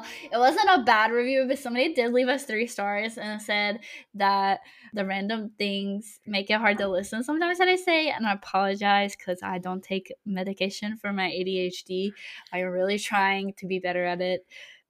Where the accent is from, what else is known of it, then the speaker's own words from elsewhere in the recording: Texas, United States; I'm from Texas, and I got a big hat.